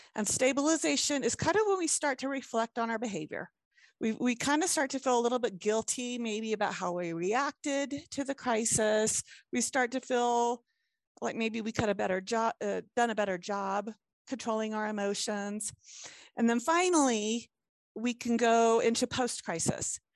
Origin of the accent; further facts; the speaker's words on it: Hampton Roads, southeastern Virginia, United States; now in Utah, United States; originally, I I grew up in southeastern Virginia um, like in the Hampton Roads area